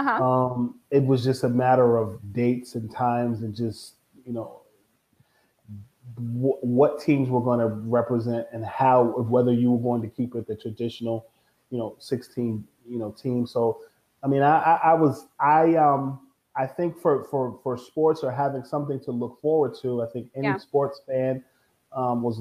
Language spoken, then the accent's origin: English; United States; as an American, I'm thankful to live in this country